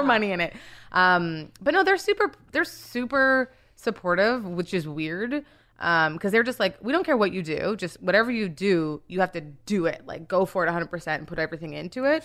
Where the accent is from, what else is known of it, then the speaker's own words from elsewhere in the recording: Winnipeg, Manitoba, Canada; moved away as an adult; also born or lived in Nigeria / Toronto; now in United States; well, I was born in Nigeria, but I grew up in Canada, mostly in Winnipeg.